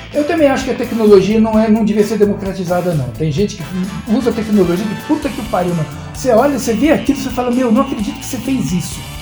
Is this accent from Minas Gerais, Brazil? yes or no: no; São Paulo, Brazil; moved away as an adult; now in Praia Grande, Brazil; Eu nasci em São Paulo, eu fui criado em São Paulo, paulistano nato e tudo mais, e fui pra Praia Grande na primeira chance